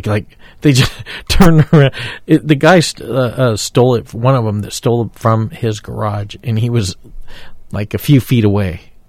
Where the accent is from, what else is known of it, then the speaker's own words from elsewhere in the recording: Texas, United States; I grew up in Texas